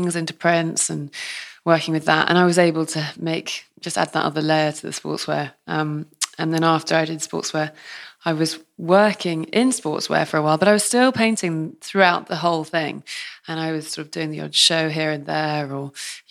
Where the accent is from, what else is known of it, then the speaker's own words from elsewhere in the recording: Truro, South West England, United Kingdom; I'm from Cornwall, born in Truro, Trelesk Hospital. And, of course, then went to school in Cornwall.